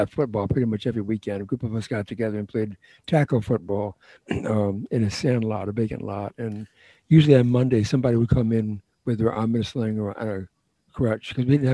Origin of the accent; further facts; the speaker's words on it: a small town in upstate New York, United States; I'm from a small town in upstate New York